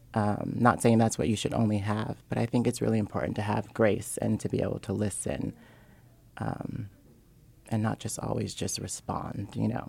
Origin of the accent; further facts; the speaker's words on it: Seattle, Washington, United States; I'm originally from Seattle, Washington